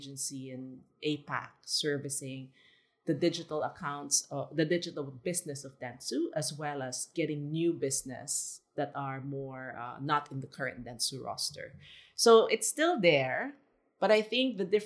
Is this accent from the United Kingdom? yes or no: no; Philippines; also born or lived in Singapore; now in Shanghai, China; us being Filipino